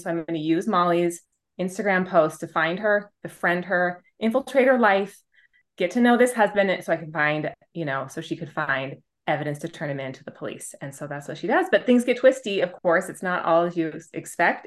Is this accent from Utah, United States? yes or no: yes; Utah, United States; my home state of Utah